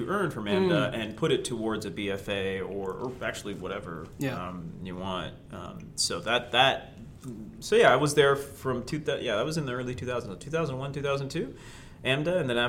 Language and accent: English; Toronto, Ontario, Canada; also born or lived in New York, United States; even though I'm from born and raised in Toronto, I'm a little partial to New York slices.